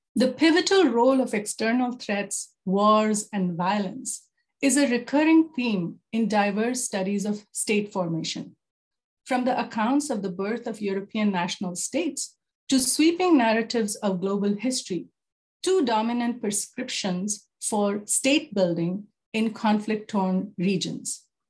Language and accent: English; Jaipur, Rajasthan, India; moved away as an adult; also born or lived in New Delhi, India / South Africa; now in Canada; born and raised in Jaipur